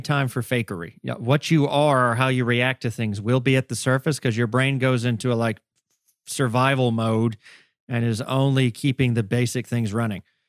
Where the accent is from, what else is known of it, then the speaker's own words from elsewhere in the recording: Augusta, Georgia, United States; I wasn't born and raised in Atlanta by any means. I was in one of the other big A's in the state, Augusta, Georgia